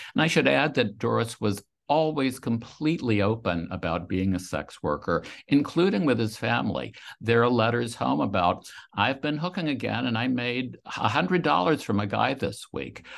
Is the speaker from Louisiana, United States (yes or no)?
yes; Louisiana, United States; I grew up in a town in Louisiana